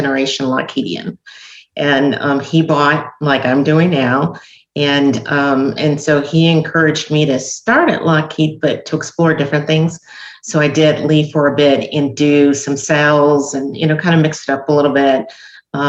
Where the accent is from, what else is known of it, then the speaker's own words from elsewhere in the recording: Los Angeles, California, United States; now in Georgia, United States; I grew up